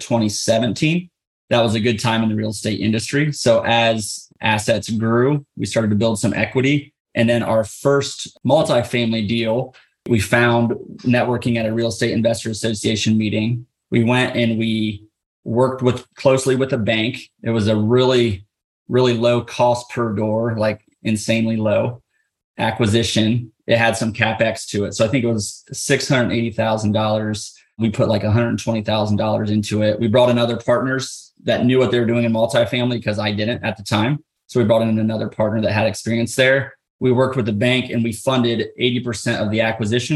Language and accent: English; Ohio, United States; We're from Ohio